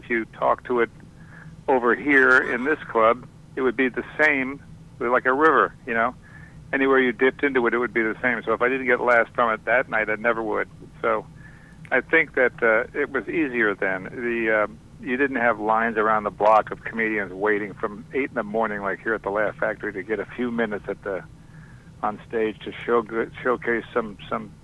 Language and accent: English; Boston, Massachusetts, United States; I'm from Boston, but I didn't start in Boston